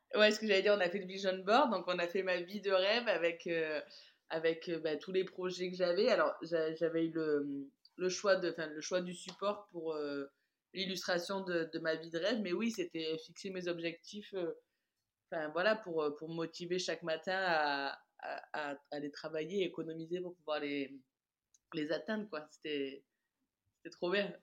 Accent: south of France, France; also born or lived in Caribbean; j'ai décidé de rentrer dans le, dans le sud de la France chez moi

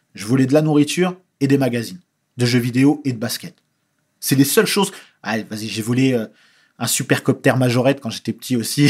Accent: France; je suis français

